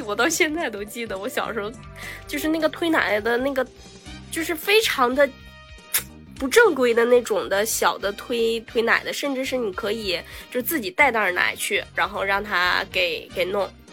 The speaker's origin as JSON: {"language": "Chinese", "region": "Northeast China", "country": "China", "tie": "born or raised there", "moved": "yes", "said": "从小就在东北"}